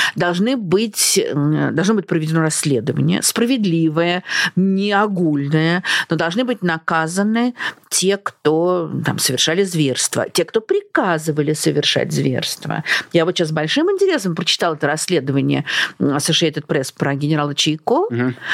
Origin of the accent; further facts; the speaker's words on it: Russia; moved away as an adult; now in Portugal; мы из России